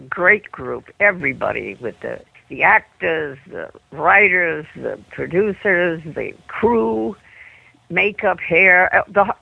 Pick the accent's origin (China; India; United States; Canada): United States; New York City, New York; moved away; I'm a child of Manhattan.